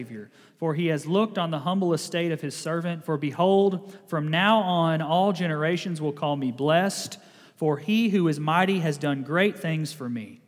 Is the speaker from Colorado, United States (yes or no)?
no; Kentucky, United States; I'm from Kentucky